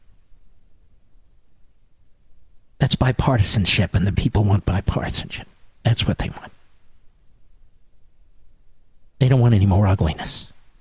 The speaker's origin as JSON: {"language": "English", "town": "Philadelphia", "region": "Pennsylvania", "country": "United States", "tie": "born or raised there", "said": "I grew up in Philadelphia"}